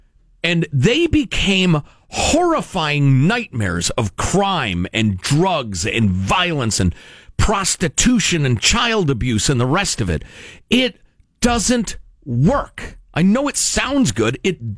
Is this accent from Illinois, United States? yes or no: yes; Chicago, Illinois, United States; moved away; I grew up in Chicago, the Chicago area, right outside the city.